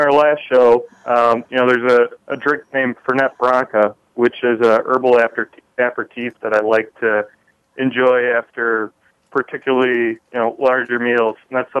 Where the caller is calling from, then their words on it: Chicago, Illinois, United States; I am calling from Chicago